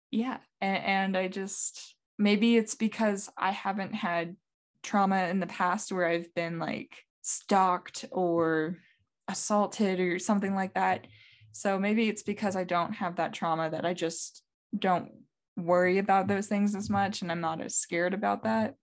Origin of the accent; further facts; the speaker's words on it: North Carolina, United States; I've been in the Southeast in the same state, North Carolina, for a very long time